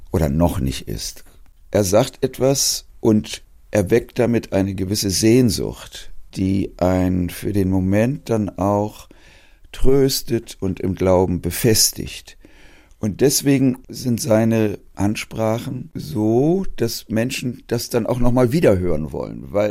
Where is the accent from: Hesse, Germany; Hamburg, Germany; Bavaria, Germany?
Hamburg, Germany; Als Hamburger Jung hat man immer gelernt, die Katholiken sind ja eigentlich alle Heuchler, nicht?